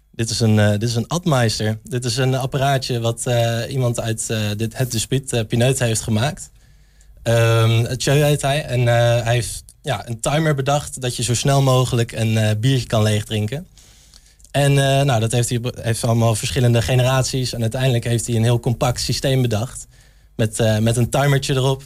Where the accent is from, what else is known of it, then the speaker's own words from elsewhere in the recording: Arnhem, Gelderland, Netherlands; moved away as an adult; now in Enschede, Netherlands; ik kom zelf uit Arnhem, ik kom uit de stad